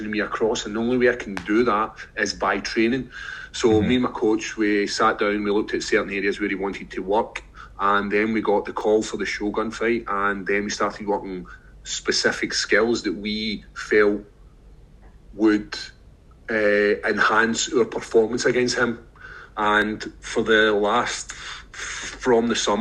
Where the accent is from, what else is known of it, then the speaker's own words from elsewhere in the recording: Scotland, United Kingdom; We're Scottish